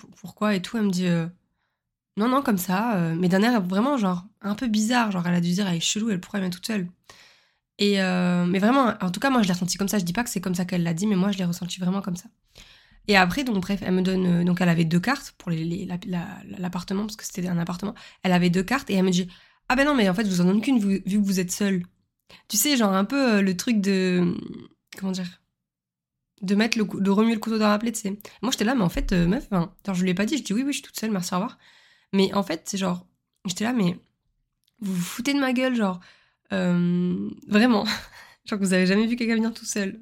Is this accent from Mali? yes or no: no; the South, southern France, France; je suis une sudiste